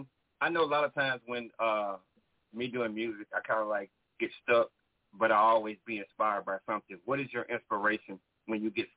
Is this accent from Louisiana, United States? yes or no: yes; North Louisiana, United States; I'm from North Louisiana